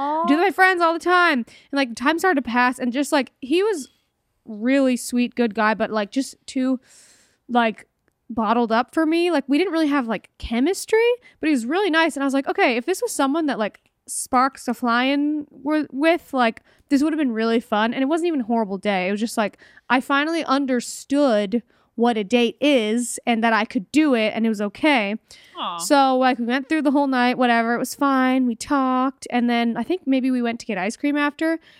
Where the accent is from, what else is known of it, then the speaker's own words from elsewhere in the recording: Northern California, United States; moved away as an adult; also born or lived in Los Angeles, California; I go up to Northern California. I lived in LA. I went up north to visit my hometown.